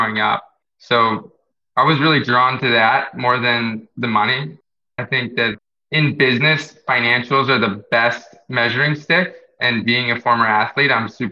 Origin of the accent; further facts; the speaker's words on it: Jupiter, Florida, United States; also born or lived in Queens, New York / Tampa, Florida; Growing up in Florida, on the East Coast in Jupiter